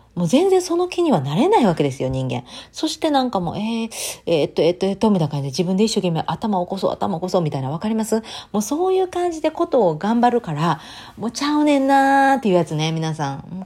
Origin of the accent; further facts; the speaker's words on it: Takasago, Hyogo, Japan; 私の地元高砂、播州